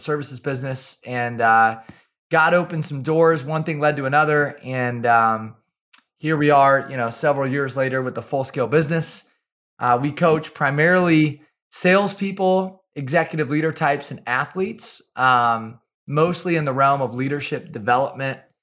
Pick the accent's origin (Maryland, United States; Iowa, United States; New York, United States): Iowa, United States; Kalona; I'm from small town Iowa. I grew up in Kelowna, Iowa